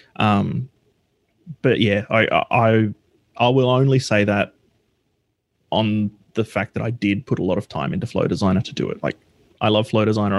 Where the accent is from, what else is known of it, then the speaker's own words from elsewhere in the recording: Australia; I'm from Australia